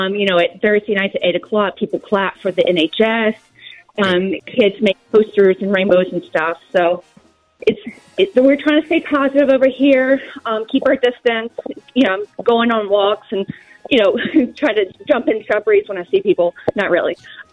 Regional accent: Virginia, United States; also born or lived in Korea; now in United Kingdom; I'm actually from Virginia

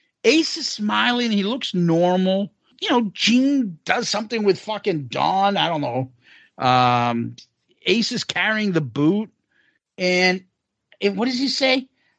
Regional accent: Bronx, New York, United States; Oh, he doesn't know I'm from the Bronx.

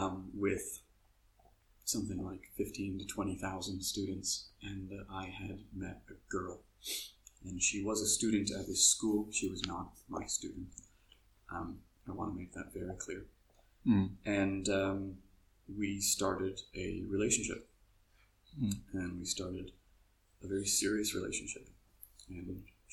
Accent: Toronto, Ontario, Canada; moved away as an adult; also born or lived in Vancouver, Canada / Taiwan; now in Xiamen, China; I grew up in Toronto.

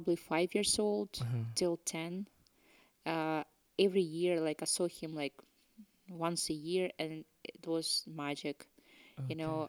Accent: Ukraine; born or raised there; English is a second language; moved away as an adult; also born or lived in Russia / Canada; now in Scotland, United Kingdom

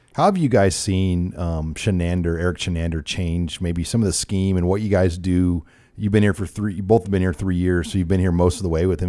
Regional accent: Omaha, Nebraska, United States; I grew up in Omaha too

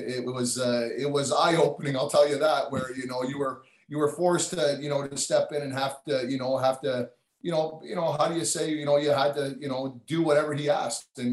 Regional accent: Toronto, Ontario, Canada; I'm from Toronto

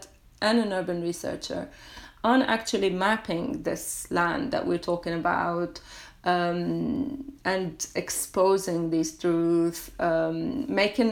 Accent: Lebanon; I come from a very small village in Lebanon, which is on the border with Syria.

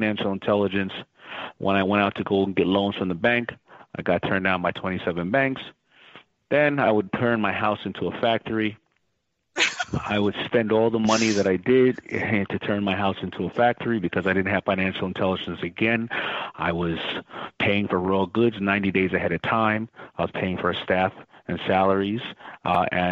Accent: New York City, New York, United States; I was growing up in Hollis, Queens, where it was lower middle class

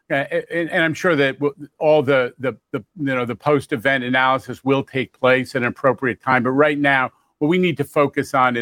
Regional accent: New York City, New York, United States; I grew up in New York in the 70s.

